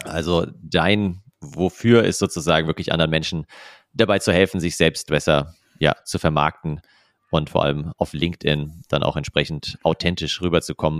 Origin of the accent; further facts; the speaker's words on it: near Frankfurt, Hesse, Germany; ich komme ja auch aus Hessen eben, aus äh, Nähe von Frankfurt.